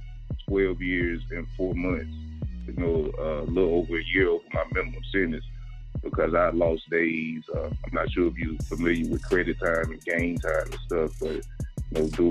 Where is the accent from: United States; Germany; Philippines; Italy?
United States; Raleigh, North Carolina; I'm from Raleigh, North Carolina